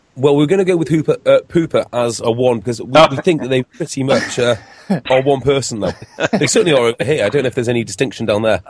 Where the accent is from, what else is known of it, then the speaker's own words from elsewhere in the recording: Wales, United Kingdom; as a Welshman